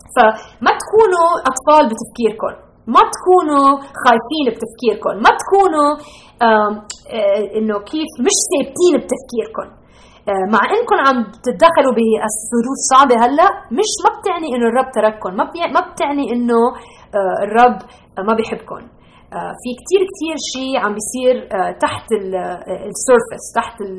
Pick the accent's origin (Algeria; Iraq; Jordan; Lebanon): Lebanon; moved away; انا ربيت بلبنان بالسبعينات